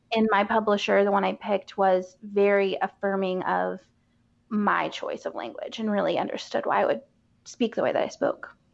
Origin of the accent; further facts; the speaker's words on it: Asheville, North Carolina, United States; I grew up in Asheville for the mm-hmm. most part